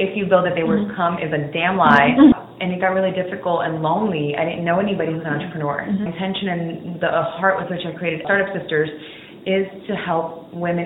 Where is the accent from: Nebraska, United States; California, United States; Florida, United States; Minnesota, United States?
Florida, United States; Miami; now in Atlanta, United States; I'm originally from Miami